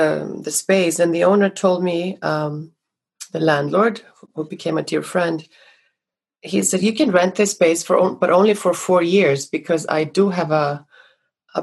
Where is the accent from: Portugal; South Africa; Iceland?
Iceland; now in Los Angeles, United States; growing up in Iceland with quite a dramatic nature